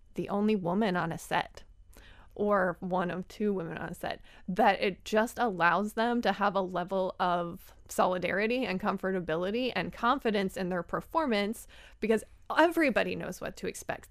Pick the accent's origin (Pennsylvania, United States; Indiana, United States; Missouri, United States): Pennsylvania, United States; Philadelphia; I'm from Philly